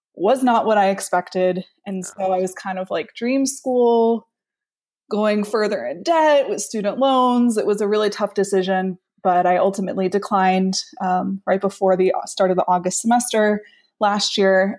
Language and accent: English; South Florida, United States; moved away as an adult; also born or lived in Washington, D.C. / New York City; I am from South Florida originally, and for the past decade, I have been living and working and studying in Washington, D C